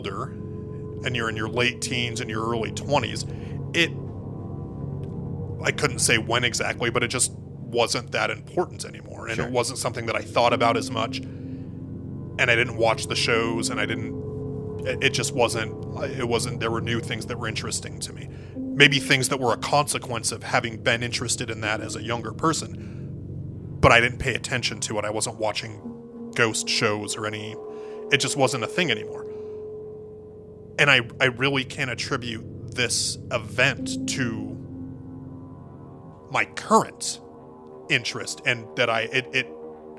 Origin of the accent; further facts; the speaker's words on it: Spokane, Washington, United States; I am from Spokane, Washington